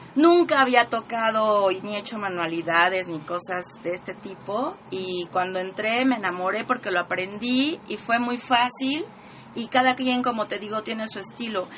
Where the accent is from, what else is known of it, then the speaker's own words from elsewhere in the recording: Puebla, Mexico; orgullosamente poblana.